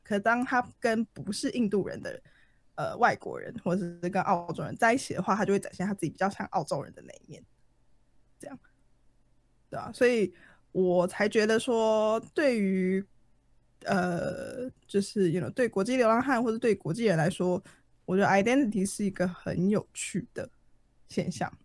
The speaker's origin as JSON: {"language": "Chinese", "country": "Taiwan", "tie": "born or raised there", "moved": "as an adult", "lives_now": "Japan", "said": "我骨子里就是土生土长的台湾人，我以台湾为荣的，就是本土意识很浓厚的一个人"}